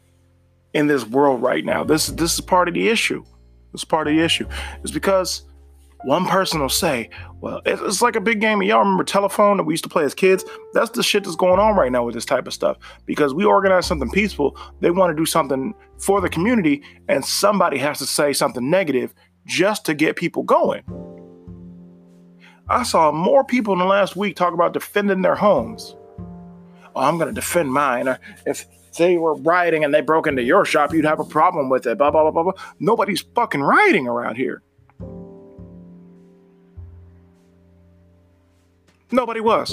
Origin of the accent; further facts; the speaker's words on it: Ashtabula County, Ohio, United States; my hometown here of Ashtabula County